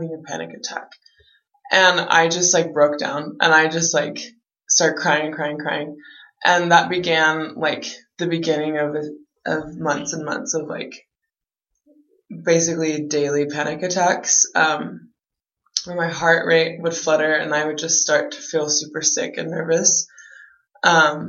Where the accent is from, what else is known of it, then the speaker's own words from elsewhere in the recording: San Antonio, Texas, United States; I'm from San Antonio, Texas